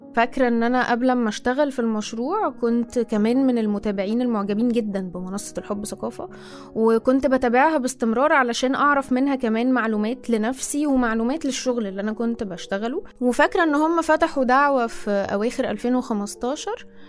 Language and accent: Arabic; Egypt; also born or lived in Cairo; أنا مصرية مقيمة في القاهرة حاليا